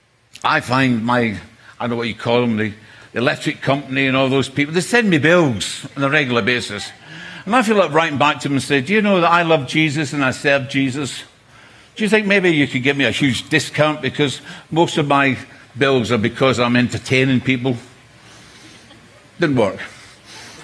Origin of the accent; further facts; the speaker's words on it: Scotland, United Kingdom; I'm from Scotland